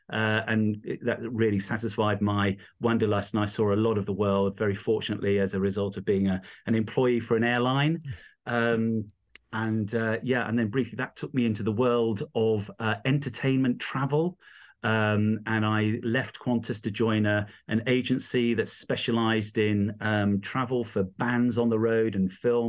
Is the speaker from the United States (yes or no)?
no; East Midlands, United Kingdom; So I grew up in the East Midlands, a little tiny county called Rutland.